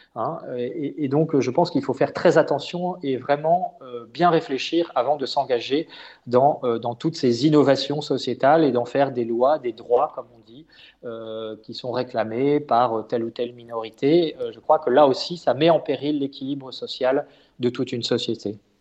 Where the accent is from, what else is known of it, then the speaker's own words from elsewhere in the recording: France; en tant que Français